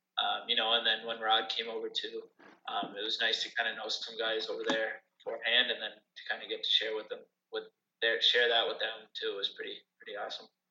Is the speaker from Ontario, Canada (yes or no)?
no; Sydney, Nova Scotia, Canada; my hometown team